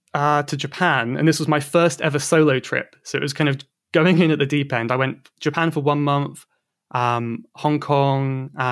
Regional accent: South West England, United Kingdom; So I'm from Cornwall. In the southwest of England.

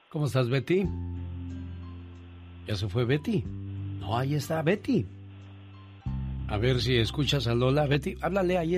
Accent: Monterrey, Nuevo León, Mexico; moved away; Un día salí de Monterrey, Nuevo León, México, pero Monterrey, Nuevo León, México nunca salió de mí.

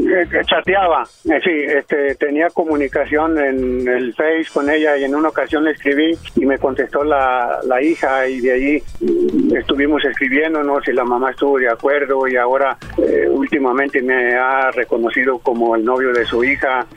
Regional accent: Jalisco, Mexico; Yo soy de Jalisco.

